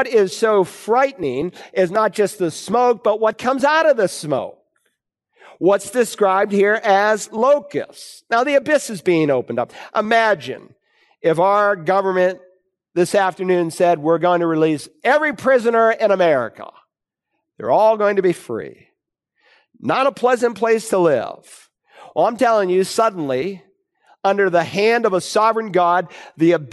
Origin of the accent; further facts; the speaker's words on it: Worcester, Massachusetts, United States; moved away as an adult; I grew up in Worcester, Massachusetts, and I left home